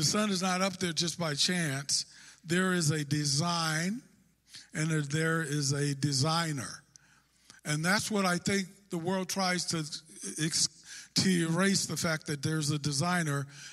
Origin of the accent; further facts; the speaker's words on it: Northern California, United States; I'm from Northern California